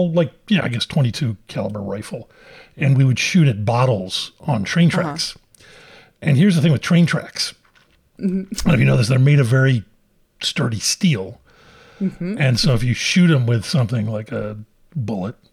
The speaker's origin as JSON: {"language": "English", "town": "Philadelphia", "region": "Pennsylvania", "country": "United States", "tie": "born or raised there", "said": "I grew up in Philadelphia."}